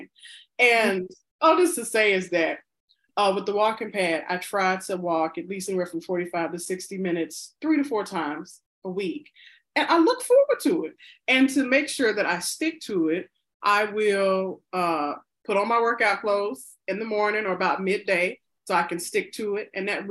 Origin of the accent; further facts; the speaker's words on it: the South, United States; I'm black and I'm from the South